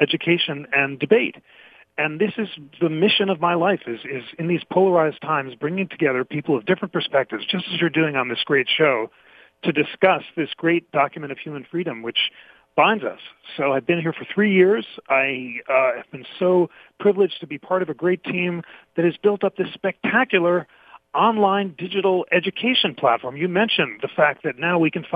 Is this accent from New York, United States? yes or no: yes; New York City, New York, United States; I grew up in New York City